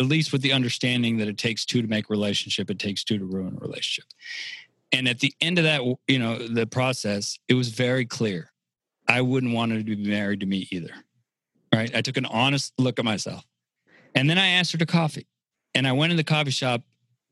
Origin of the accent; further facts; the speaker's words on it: San Francisco, California, United States; moved away as an adult; also born or lived in Tampa, Florida; I'm born and raised in San Francisco, and I moved to Tampa to be with Nikki and her family